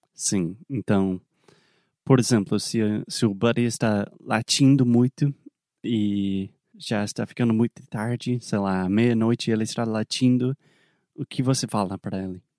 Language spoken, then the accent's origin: Portuguese; South Carolina, United States; Portuguese is a second language; moved away; also born or lived in Alabama; eu sou nascido, criado na Carolina do Sul